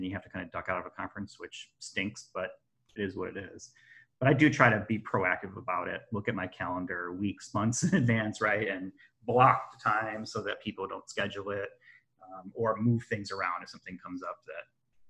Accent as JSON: {"language": "English", "town": "Chicago", "region": "Illinois", "country": "United States", "said": "I can say Chicago's that because I'm from Chicago."}